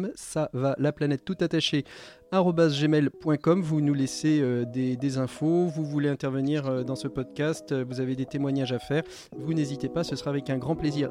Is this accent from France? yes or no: yes; France; chez nous en France, confinés